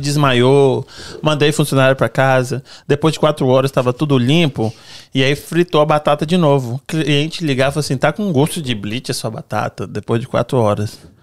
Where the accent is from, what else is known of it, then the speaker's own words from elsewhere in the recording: Brazil; moved away; A gente cresceu no Brasil